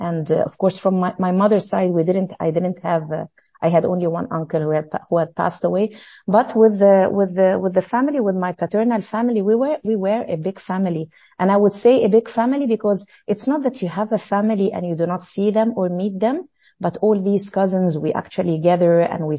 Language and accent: English; Cairo, Cairo Governorate, Egypt; Well, you know, at schools in Egypt, I mean, part of the history is that they let you feel this patriotism